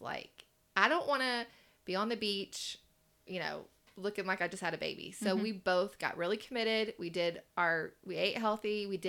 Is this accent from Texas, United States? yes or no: yes; Mason, Texas, United States; I graduated from Mason, Texas, and we had 50 people in our graduation.